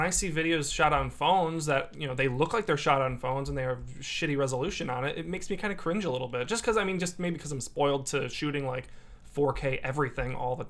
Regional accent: Dyer, Indiana, United States; I was like, "Yeah, I'm from Dyer."

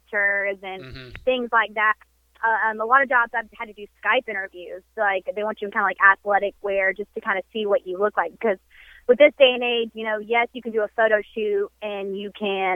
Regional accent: the South, United States; We're from the South

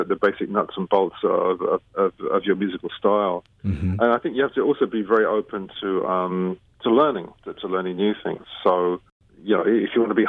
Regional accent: London, United Kingdom; growing up in London, you know, a lot of music was available there

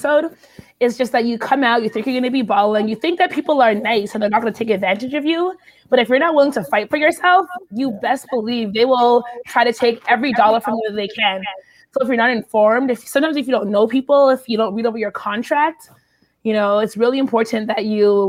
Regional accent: Canada; moved away as an adult; also born or lived in Pittsburgh / New York / Houston, Texas; now in United States; originally I'm from Canada, so I'm Canadian. I came here on a soccer scholarship

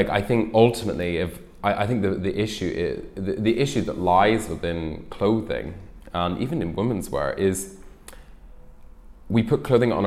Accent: Ireland; moved away; I'm originally Irish and I grew up there

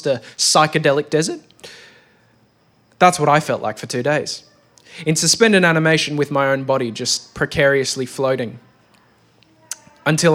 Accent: Australia; I'm an Australian man of Greek origin.

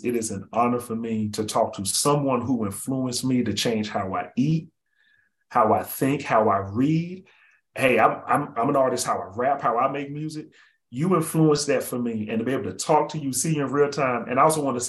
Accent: Birmingham, Alabama, United States; also born or lived in New Haven, Connecticut; now in Raleigh, United States; I live here in I'm in Raleigh, North Carolina. I'm from Birmingham, Alabama

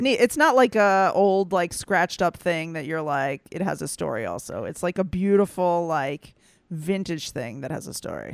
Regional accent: the Bible Belt, United States; moved away; I grew up in the Bible Belt and I faced a little bit of anti-Semitism

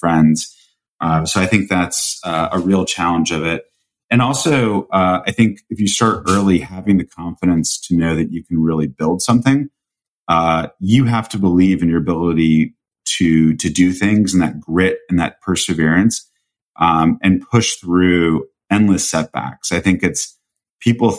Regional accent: Colorado, United States; now in Greenwich, United States; I grew up in Colorado, so Vail's like my backyard

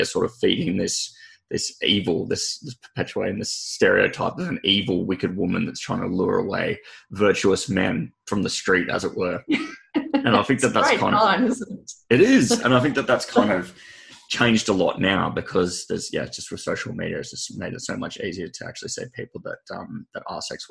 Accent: Sydney, New South Wales, Australia; I hail from Sydney. I'm in Sydney right now

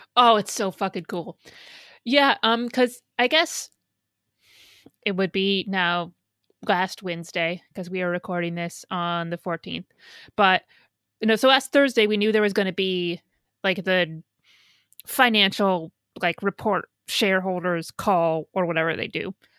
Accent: Midwest, United States; now in New York, United States; I grew up in the Midwest

